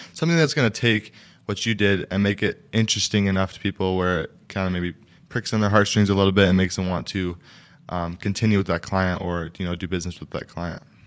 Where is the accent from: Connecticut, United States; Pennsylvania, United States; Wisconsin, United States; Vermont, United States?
Wisconsin, United States; Wausau; also born or lived in New York; I was born and raised in Wausau